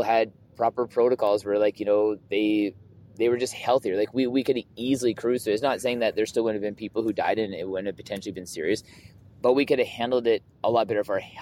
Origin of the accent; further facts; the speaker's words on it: Southern Alberta, Canada; growing up in Southern Alberta as like a white man